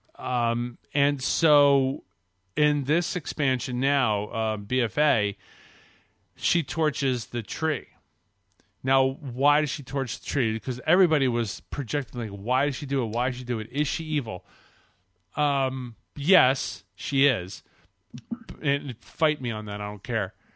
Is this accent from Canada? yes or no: yes; Canada; I'm from Canada